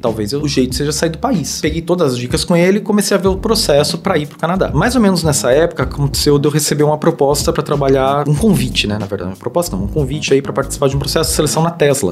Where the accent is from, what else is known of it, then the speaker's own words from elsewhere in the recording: Taubaté, São Paulo, Brazil; moved away as an adult; sou de Taubaté até, e depois acabei indo para São Paulo aí buscando oportunidades na engenharia